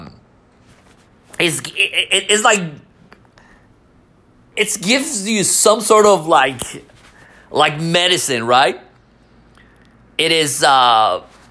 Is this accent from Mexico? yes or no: yes; Mexico; moved away; I was born in Mexico